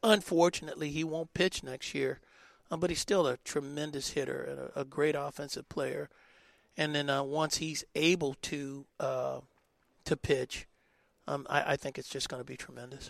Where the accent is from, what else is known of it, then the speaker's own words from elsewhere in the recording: Oakland, California, United States; that's my hometown